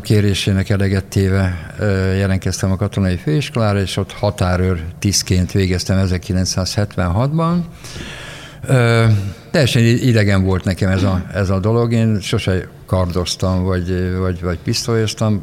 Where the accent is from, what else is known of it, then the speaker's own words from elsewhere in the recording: Miskolc, Borsod-Abaúj-Zemplén, Hungary; moved away as an adult; now in Budapest, Hungary; Én Miskolci srác vagyok, én egy nagyon szegény családban éltem